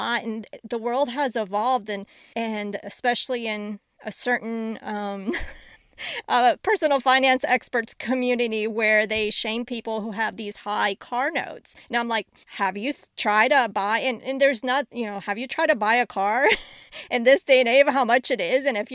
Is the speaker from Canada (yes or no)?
no; Colombia; now in United States; I was born in Colombia